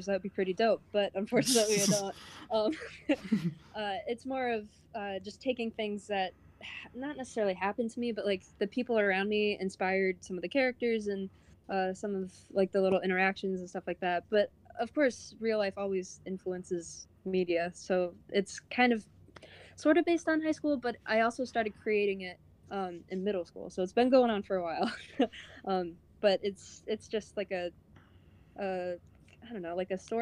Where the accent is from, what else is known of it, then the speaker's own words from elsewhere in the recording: Charlotte, North Carolina, United States; also born or lived in Savannah, Georgia; I'm actually from Charlotte, North Carolina